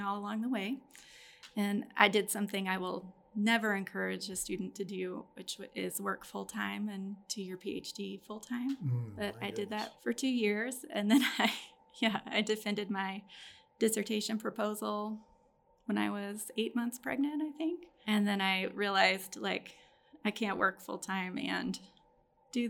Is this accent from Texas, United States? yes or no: yes; Austin, Texas, United States; also born or lived in Dallas; I got to move to Austin, which is great because that was my hometown